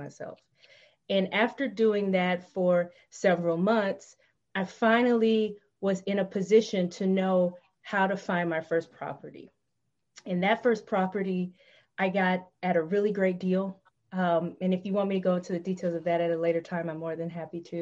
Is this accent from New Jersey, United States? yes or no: no; Tennessee, United States; I searched for homes in the town that I was living in Tennessee. That's my home state.